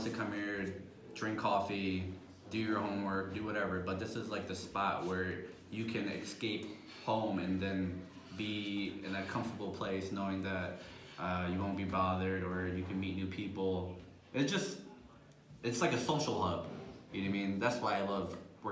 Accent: Philadelphia, Pennsylvania, United States; moved away as an adult; It's my hometown

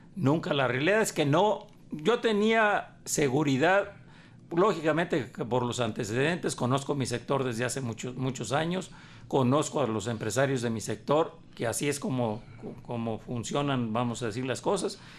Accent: Guadalajara, Jalisco, Mexico; also born or lived in Sayula; Yo llegué muy joven este, aquí, aquí a Guadalajara venía de, de soy nací en Sayula, a raíz de que mi padre fallece, yo, la familia nos tuvimos que radicar aquí, aquí, en, aquí en Guadalajara

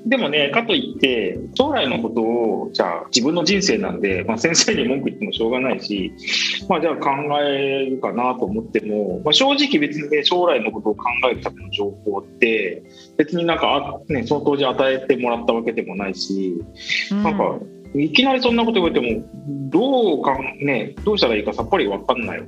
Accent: Miyazaki, Japan; 僕はですねもともと出身の宮崎で宮崎県のまあ固い中で育った

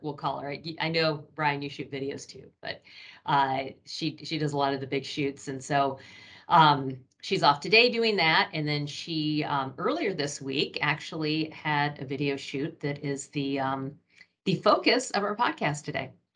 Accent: Michigan, United States; now in Ohio, United States; I grew up in Michigan, which was even worse.

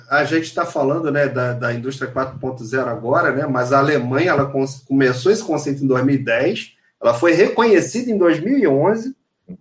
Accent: Rio de Janeiro, Brazil; Sou carioca, segundo lugar, sou profissional da indústria

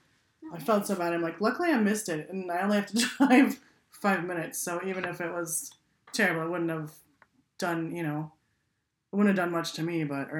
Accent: Wisconsin, United States; now in Minnesota, United States; I'm from Wisconsin

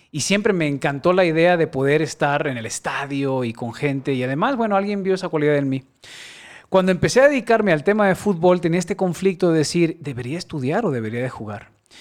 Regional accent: Guadalajara, Jalisco, Mexico; Soy tapatío, aquí nací en Guadalajara y tengo 44 años, de los cuales eh, solamente dos he vivido fuera de esta ciudad

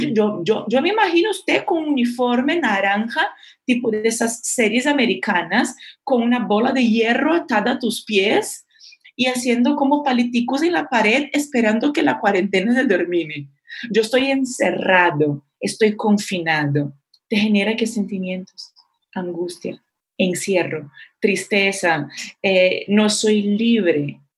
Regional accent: Brazil; Spanish is a second language; moved away; Yo como brasileña

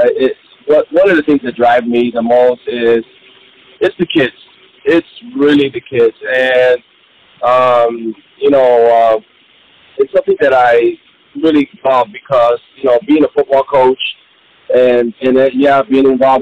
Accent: Chicago, Illinois, United States; I grew up in Chicago, and I grew up in the Humboldt Park area.

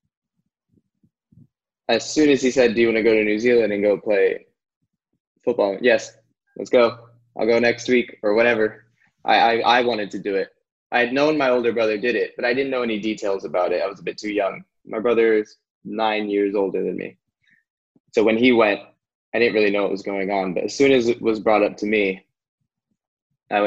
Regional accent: Orange County, California, United States; I grew up in Orange County

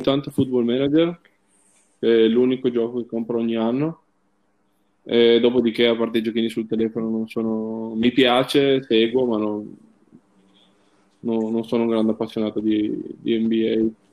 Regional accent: Trieste, Friuli-Venezia Giulia, Italy; io essendo triestino eh, sono cresciuto comunque andando a guardare la Triestina

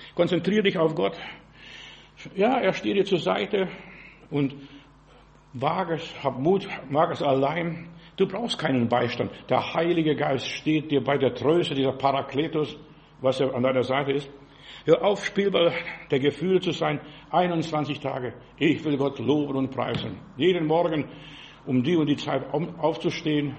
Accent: Heilbronn, Baden-Württemberg, Germany; Bei uns in Heilbronn

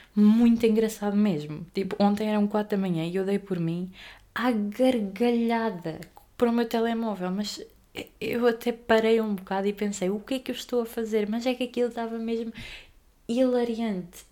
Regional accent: Aveiro, Centro, Portugal; sou da Aveiro

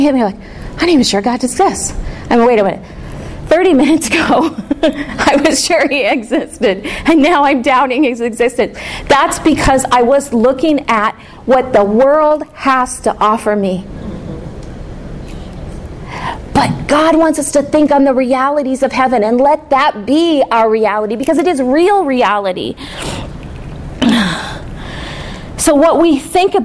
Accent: the North, United States; I'm from the North.

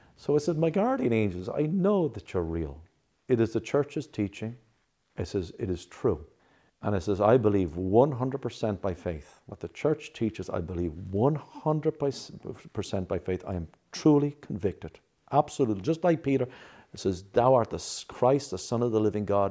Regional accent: Ireland; now in New Jersey, United States; I come from Ireland

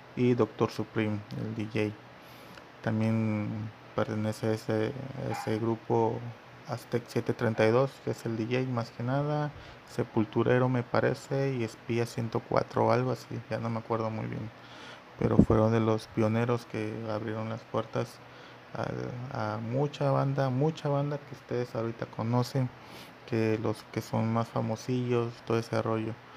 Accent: Mexico; aquí en mi país, yo soy de México

